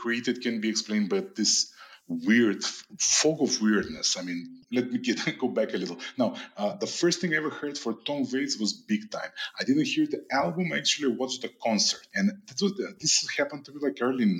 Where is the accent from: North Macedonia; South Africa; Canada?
North Macedonia; now in Prague, Czech Republic; currently living in Prague, but I'm originally from Macedonia.